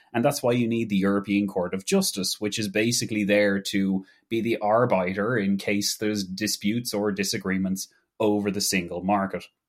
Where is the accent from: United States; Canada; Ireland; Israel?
Ireland; as an Irish person